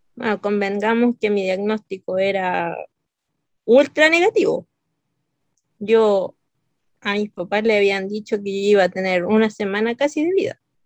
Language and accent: Spanish; Santiago, Santiago Metropolitan Region, Chile; soy de Chile, de Santiago